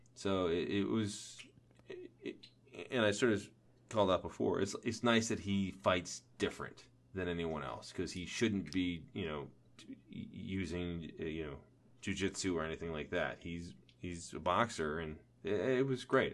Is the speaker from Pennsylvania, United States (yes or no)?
yes; outside of Philadelphia, Pennsylvania, United States; I grew up outside of Philly